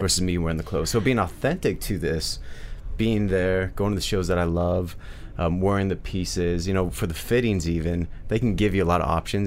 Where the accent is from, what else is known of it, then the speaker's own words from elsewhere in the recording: Midwest, United States; I'm from the Midwest